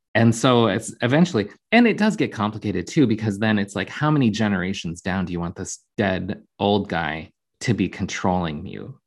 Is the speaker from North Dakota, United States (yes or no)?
yes; Jamestown, North Dakota, United States; now in Minneapolis, United States; I grew up in Jamestown, North Dakota.